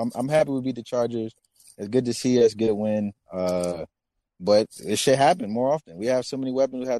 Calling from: Atlanta, Georgia, United States; also born or lived in New Jersey; Atlanta, Atlanta, Georgia, by way of uh

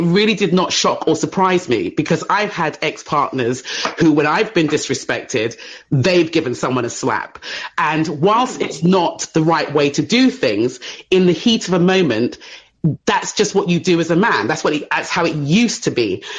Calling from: England, United Kingdom; I'm calling from England.

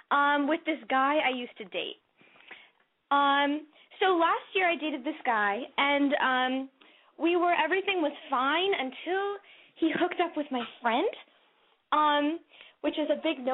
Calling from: Los Angeles, California, United States; from Los Angeles, and I'm 17.

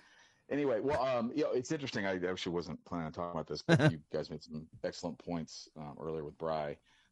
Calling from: St. Louis, Missouri, United States; beautiful St. Louis, Missouri.

